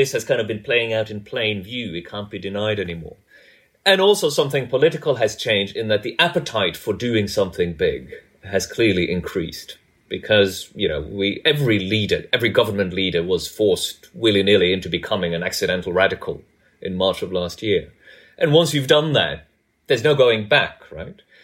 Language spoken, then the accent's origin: English; Norway; moved away as an adult; also born or lived in United States; I grew up in Norway